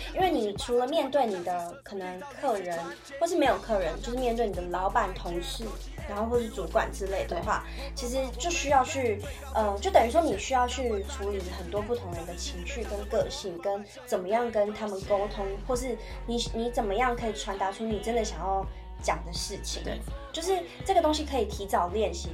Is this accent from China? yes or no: no; Tainan, Taiwan; moved away as an adult; 像我是从台南来的